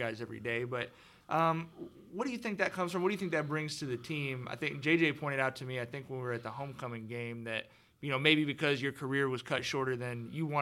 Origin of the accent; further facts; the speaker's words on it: Long Beach, California, United States; I grew up in Long Beach as a 49er fan